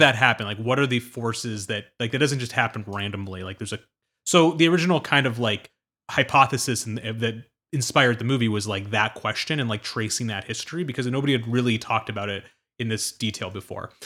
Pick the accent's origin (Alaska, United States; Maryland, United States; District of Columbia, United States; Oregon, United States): District of Columbia, United States; suburbs of Washington, D.C.; I grew up in the East Coast in the suburbs of D C